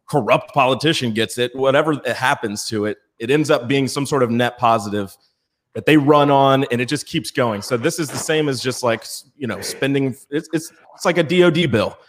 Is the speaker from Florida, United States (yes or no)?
no; Virginia, United States; I'm from Virginia